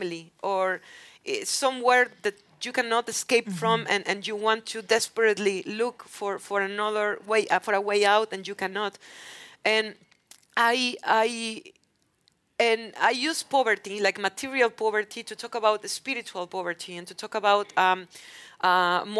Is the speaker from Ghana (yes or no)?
no; Mexico; English is a second language; growing up in Mexico.